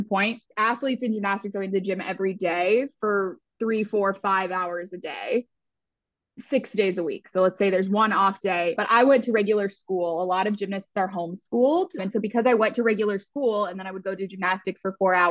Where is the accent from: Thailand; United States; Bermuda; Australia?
United States; Houston, Texas; moved away as an adult; also born or lived in Philadelphia; I grew up in Houston, Texas